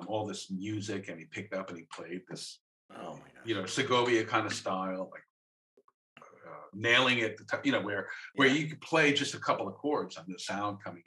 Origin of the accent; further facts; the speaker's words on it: New York City, New York, United States; I'm from Staten Island